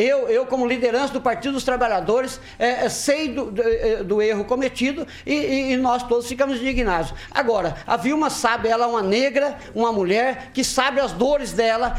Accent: Maringá, Paraná, Brazil; Sou maringaense, nasci aqui no Borbagato, eh, cresci aqui

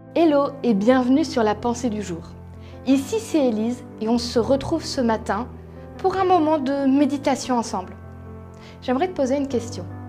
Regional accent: Strasbourg, Grand Est, France; moved away as an adult; now in Paris region, France; je suis alsacienne, strasbourgeoise au départ, très fière de l'être

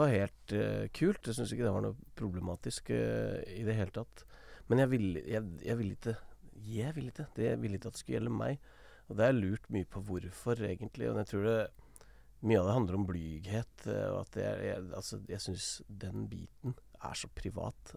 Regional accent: Toten, Innlandet, Norway; der jeg kommer fra, på Toten

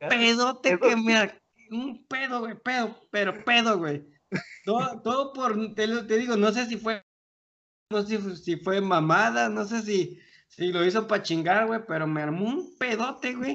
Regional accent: Colima, Mexico; now in Querétaro, Mexico; de Colima y desde Querétaro

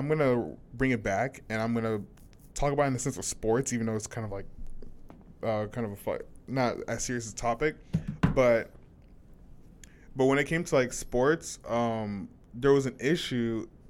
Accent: United States; I'm so glad I'm an American.

